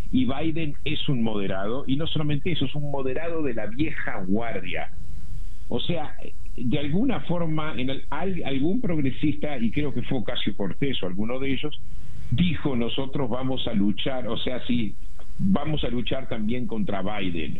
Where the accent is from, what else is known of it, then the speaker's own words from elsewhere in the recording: Uruguay; moved away; yo crecí en Uruguay